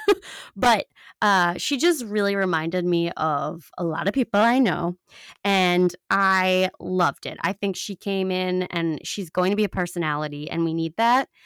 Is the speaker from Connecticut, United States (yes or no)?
no; Long Island, New York, United States; I'm from Long Island